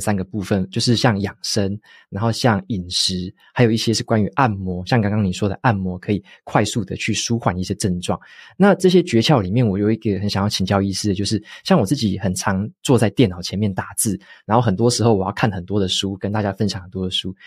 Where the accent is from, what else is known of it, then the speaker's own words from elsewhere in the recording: Taitung, Taitung County, Taiwan; moved away as an adult; also born or lived in northern Taiwan; 我在台东出生嘛，然后我，我爸妈有时候也会带我去中医诊所看